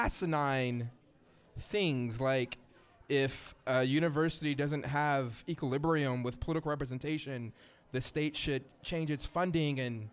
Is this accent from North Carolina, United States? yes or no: no; Columbus, Ohio, United States; moved away; So I'm from Columbus, Ohio.